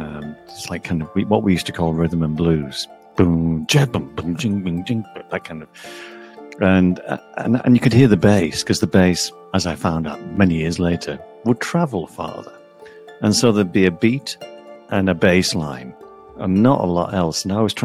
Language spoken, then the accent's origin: English; St Helens, North West England, United Kingdom; moved away as an adult; also born or lived in Liverpool; I thought I've got to leave St. Helens and become an artist. I wanted to be a painter, so I went to Liverpool to study fine art.